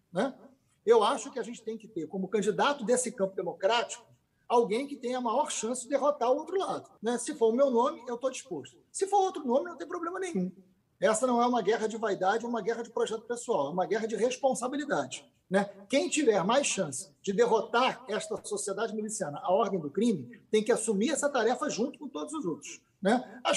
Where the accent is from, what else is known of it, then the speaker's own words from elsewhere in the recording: Niterói, Rio de Janeiro, Brazil; eu conheço o Rodrigo desde criança, porque eu também sou de Niterói, dei aula com o pai do Rodrigo